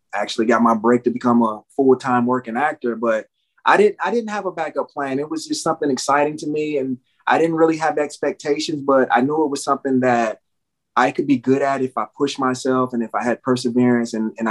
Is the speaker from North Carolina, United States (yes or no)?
yes; Gastonia, North Carolina, United States; growing up in North Carolina, where I lived in a small town, Gastonia, which was right outside of Charlotte.